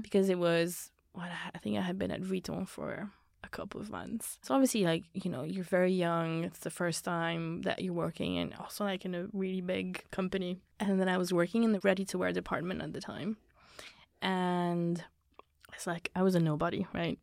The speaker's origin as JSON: {"language": "English", "country": "Belgium", "moved": "yes", "lives_now": "London, United Kingdom", "said": "I come from Belgium. I've lived in, like, different places."}